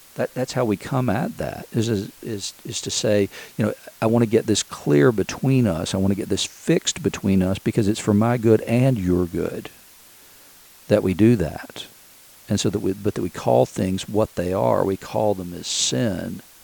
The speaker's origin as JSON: {"language": "English", "town": "Chattanooga", "region": "Tennessee", "country": "United States", "tie": "born or raised there", "moved": "yes", "lives_now": "Asheville, United States", "said": "Chattanooga, Tennessee, where I grew up"}